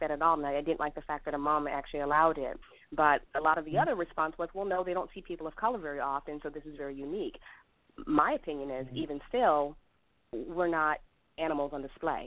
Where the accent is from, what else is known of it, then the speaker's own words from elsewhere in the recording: Germany; now in Raleigh, United States; born in Germany